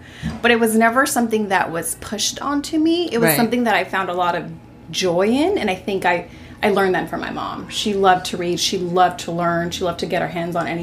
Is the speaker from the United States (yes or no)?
yes; Los Angeles, California, United States; born or raised there; also born or lived in El Salvador